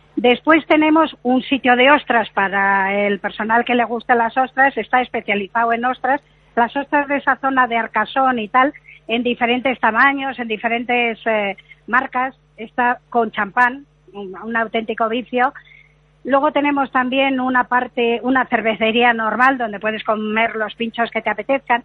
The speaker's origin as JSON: {"language": "Spanish", "town": "Bilbao", "region": "Basque Country", "country": "Spain", "said": "yo soy de Bilbao"}